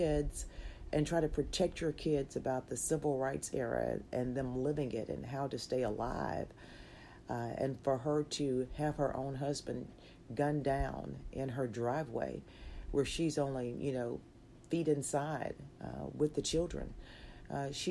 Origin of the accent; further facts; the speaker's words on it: Magee, Mississippi, United States; accent: Southern; I grew up in Mississippi